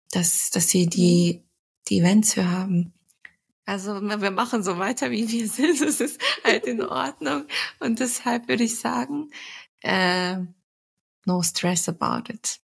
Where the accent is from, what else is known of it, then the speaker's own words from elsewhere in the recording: Turkey; surprisingly bin ich nicht so oft auf Hochzeiten als Türkin.